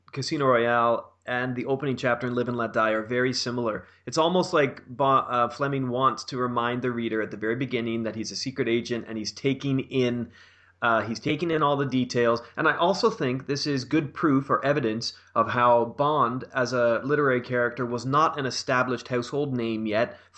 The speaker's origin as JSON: {"language": "English", "country": "Canada", "said": "as a Canadian."}